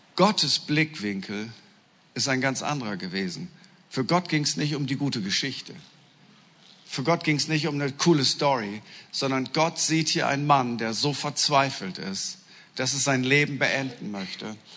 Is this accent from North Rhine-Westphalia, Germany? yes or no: no; East Frisia, Lower Saxony, Germany; Ich bin Norddeutscher, genauer gesagt Ostfriese